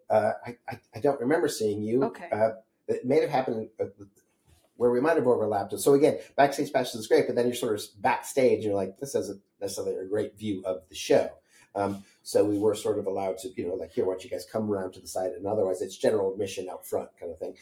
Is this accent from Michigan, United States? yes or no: no; Holyoke, Massachusetts, United States; I grew up in Western Massachusetts in Holyoke, Massachusetts